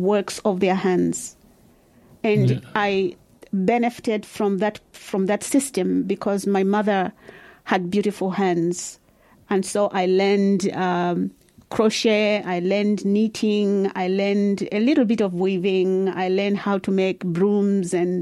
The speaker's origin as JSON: {"language": "English", "area": "Barotseland", "region": "Western Province", "country": "Zambia", "moved": "yes", "lives_now": "Dunedin, New Zealand", "said": "I'm from the western part of Zambia called Barotseland"}